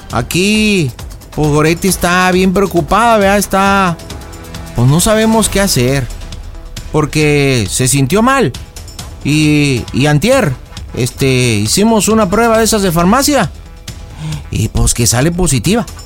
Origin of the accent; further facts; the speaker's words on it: León, Guanajuato, Mexico; Porque, pues yo soy de los de León, pero pues soy güerillo y ojo claro